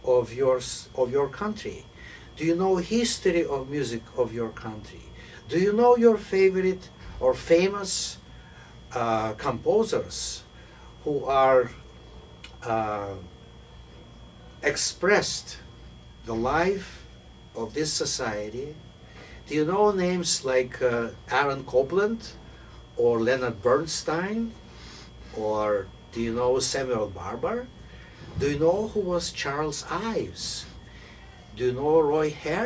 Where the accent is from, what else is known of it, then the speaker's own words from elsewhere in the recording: Moscow, Russia; moved away as an adult; also born or lived in Kyiv; now in United States; my family came from Kyiv, but I grew up in Moscow